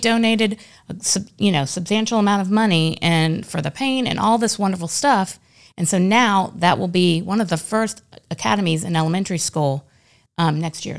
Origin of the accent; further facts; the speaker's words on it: Daytona Beach, Florida, United States; moved away as an adult; now in Lakeland, United States; my hometown of Daytona Beach